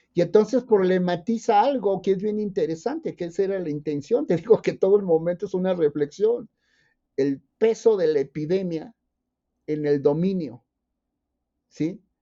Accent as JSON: {"language": "Spanish", "area": "Isthmus of Tehuantepec", "region": "Oaxaca", "country": "Mexico", "tie": "born or raised there", "moved": "yes", "said": "soy, soy nativo, originario del istmo de Tehuantepec"}